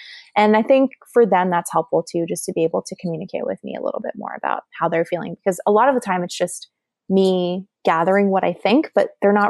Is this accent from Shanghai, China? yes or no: yes; Shanghai, China; also born or lived in Taiwan / South Korea / Thailand; I grew up in Shanghai and Taiwan and we moved around a little bit. I spent some time in Korea and some time in Thailand more, but a lot of time in Asia.